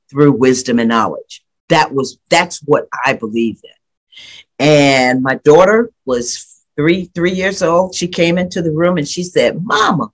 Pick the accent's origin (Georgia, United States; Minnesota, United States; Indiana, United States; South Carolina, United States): South Carolina, United States; Charleston; I'm from Charleston.